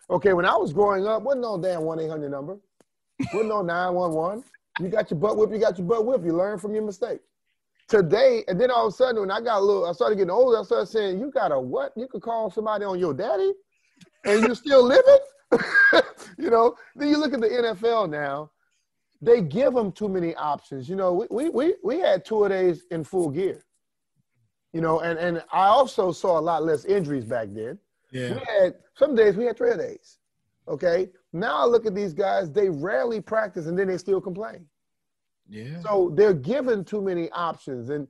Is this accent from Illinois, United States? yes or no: no; Louisiana, United States; And look, I, I came from Louisiana, Steve, trying to wear some sleeves, you know